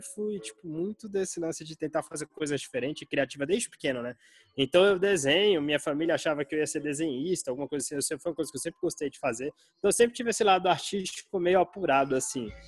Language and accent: Portuguese; Brasília, Federal District, Brazil; moved away as an adult; also born or lived in United States; eu sou nascido e criado em Brasília, né? Capital do Brasil